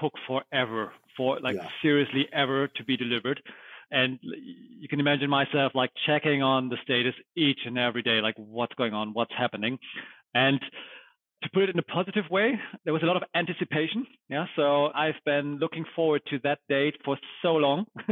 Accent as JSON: {"language": "English", "country": "Germany", "tie": "born or raised there", "also_born_or_lived": "United States", "said": "born and raised in Germany. This is where I grew up"}